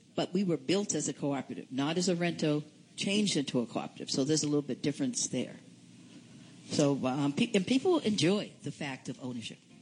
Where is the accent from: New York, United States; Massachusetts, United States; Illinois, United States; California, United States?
Massachusetts, United States; Boston; I'm from Boston, Massachusetts, and I'm from St. Joseph's Community Incorporated